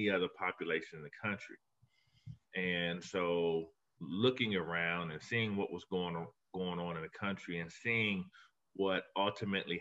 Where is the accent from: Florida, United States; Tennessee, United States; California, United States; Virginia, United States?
Florida, United States; Miami; accent: Southern; moved away as an adult; now in Buffalo, United States; I'm originally from Miami, Florida